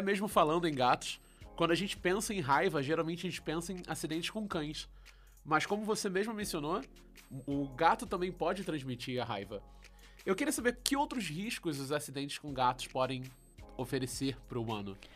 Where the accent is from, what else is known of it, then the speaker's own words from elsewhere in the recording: Rio de Janeiro, Brazil; eu sou do Rio